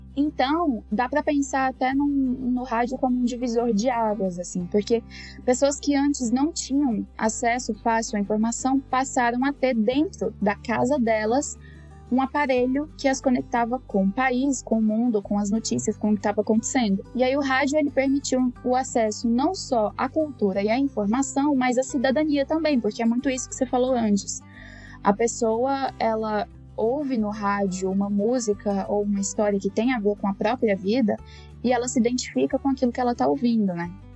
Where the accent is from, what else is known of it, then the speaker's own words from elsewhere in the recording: Jataí, Goiás, Brazil; moved away as an adult; now in São Paulo, Brazil; eu sou goiana, de uma cidade chamada Jataí, no interior de Goiás. Eu morei lá em Goiás a maior parte da minha vida